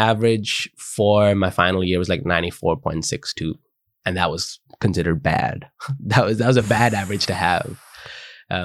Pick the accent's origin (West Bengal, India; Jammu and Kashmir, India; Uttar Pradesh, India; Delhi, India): Delhi, India; now in United Kingdom; growing up in Delhi